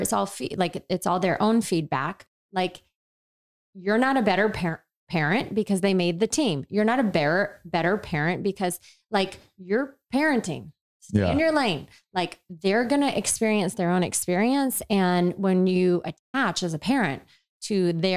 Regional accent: the South, United States; I grew up in the South where no one played hockey

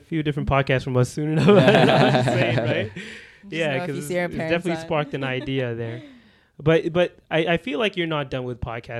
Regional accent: Canada; We're from Canada.

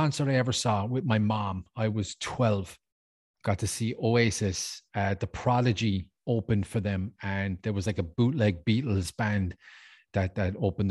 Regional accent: Ireland; moved away

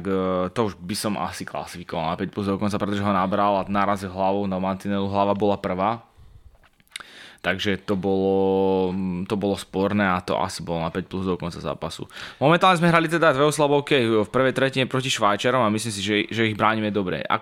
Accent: Slovakia; to sme my Slováci.

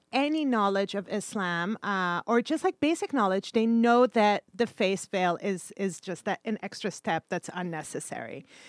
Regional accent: Kuwait; born there; moved away; I haven't seen those coverings since I moved to the Western world from Kuwait. I was born in Kuwait.

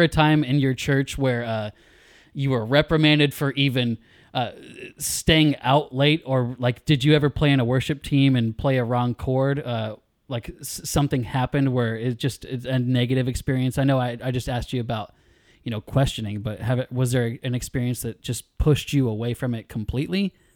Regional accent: California near Sacramento, United States; raised in California near Sacramento

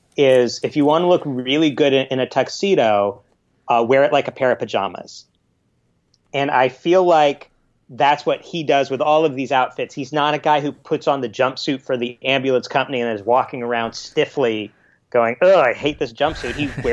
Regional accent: Los Angeles, California, United States; I'm you're Australian, but I'm from Los Angeles, and I barely can put on socks anymore, you know?

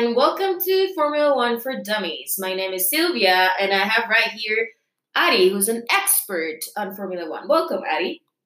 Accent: Costa Rica; I'm from Costa Rica

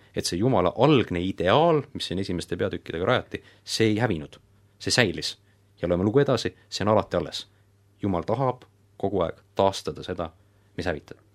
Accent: Estonia; me oleme siin eestlased

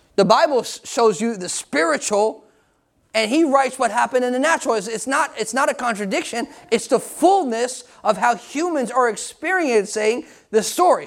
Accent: United States; I'm American too

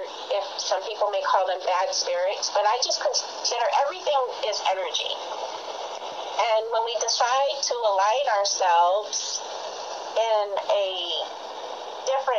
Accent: Hawaii, United States; I'm originally from Hawaii, and I grew up in the Roman Catholic Church

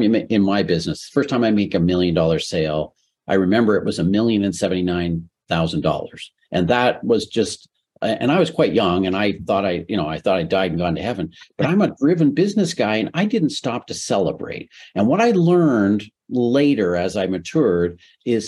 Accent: Canada; So I'm Canadian.

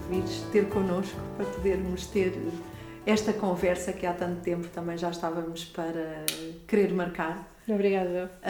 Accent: Lisbon, Portugal; eu nasci em Lisboa.

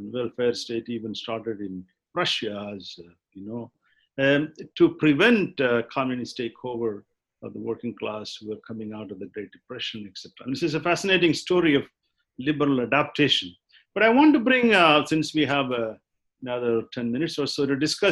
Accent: India; I come from India

